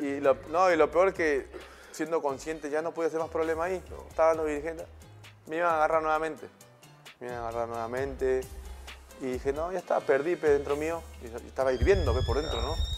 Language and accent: Spanish; Peru; somos peruanos